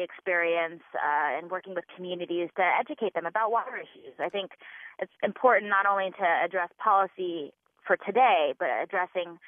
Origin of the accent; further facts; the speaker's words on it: California, United States; now in Skokie, United States; I grew up in California in the 80s and 90s under drought conditions